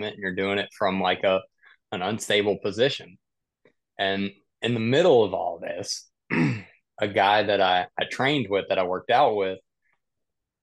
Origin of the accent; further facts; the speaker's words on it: South Mississippi, United States; I grew up in the country. I grew up in South Mississippi, hunting, deer hunting and squirrel hunting.